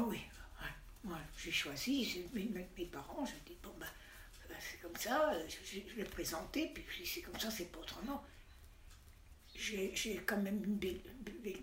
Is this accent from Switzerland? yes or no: no; Aix-les-Bains, Auvergne-Rhône-Alpes, France; Je suis née à Aix-les-Bains, le 5 janvier 1927